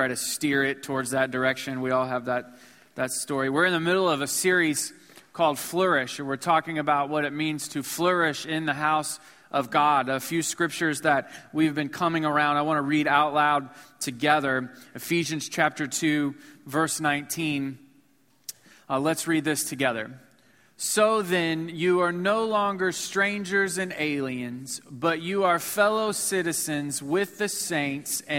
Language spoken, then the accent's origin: English; Missouri, United States; moved away as an adult; now in Houston, United States; I was from Missouri